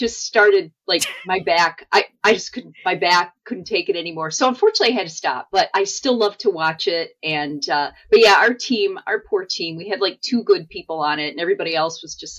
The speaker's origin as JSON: {"language": "English", "town": "Midland", "region": "Michigan", "country": "United States", "tie": "born there", "said": "So I was born in Michigan, in Midland, but we actually moved around quite a bit"}